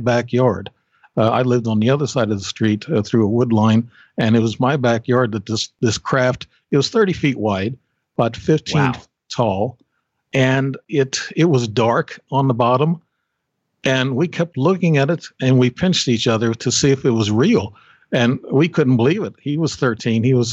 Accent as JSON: {"language": "English", "town": "Alton", "region": "Illinois", "country": "United States", "tie": "born or raised there", "also_born_or_lived": "Alaska", "said": "We were in Alton, Illinois. I'm still in Alton, really. I come back from Alaska for a couple of years and come back here"}